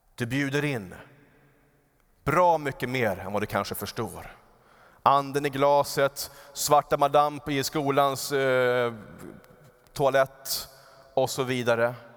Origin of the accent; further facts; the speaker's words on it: Upplands Väsby, Stockholm County, Sweden; där jag växte upp, så eh, utanför vårt fönster så var det en ganska stor äng i Upplands Väsby.